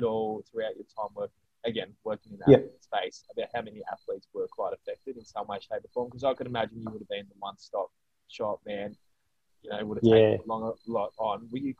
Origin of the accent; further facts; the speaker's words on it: Australia; Being an Australian